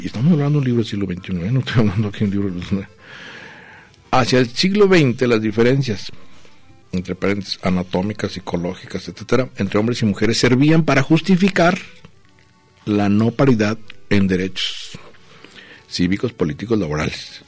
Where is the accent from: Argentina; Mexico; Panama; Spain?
Mexico; northern border; now in Guadalajara, Mexico; mi tierra, allá a la frontera, allá es un frío